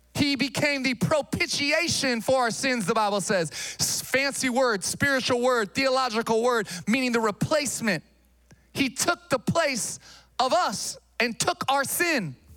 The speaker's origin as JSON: {"language": "English", "town": "Sacramento", "region": "California", "country": "United States", "tie": "born or raised there", "also_born_or_lived": "Massachusetts", "moved": "as an adult", "said": "I grew up here in Sacramento"}